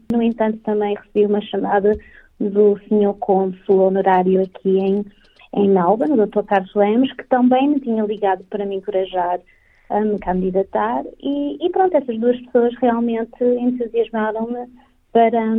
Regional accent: Vila Nova de Famalicão, Norte, Portugal; also born or lived in Porto, Portugal; now in Australia; eu sou originalmente do norte de Portugal, uh, nasci na cidade do Porto, mas sou de Vila Nova de Famalicão.

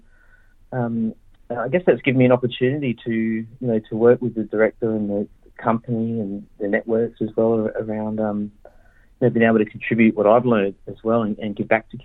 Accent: Adelaide, South Australia, Australia; I grew up in Adelaide, and you know, that's where my mob's from.

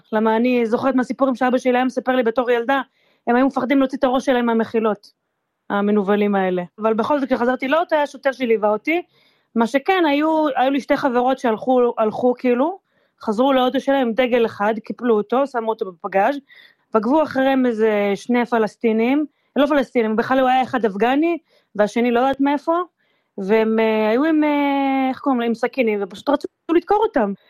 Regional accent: Israel; moved away as an adult; now in Vancouver, Canada; אני מישראל

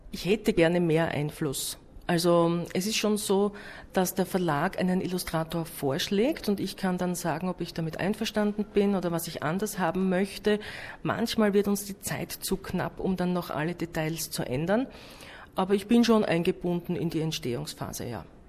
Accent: Austria; bei uns in Österreich

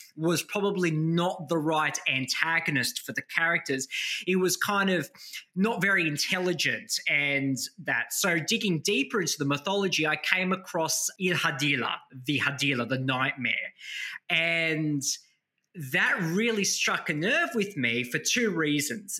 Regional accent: New South Wales, Australia; Children like myself who growing up in Australia with Maltese grandparents, you know, in communities like Stains where Maltese community

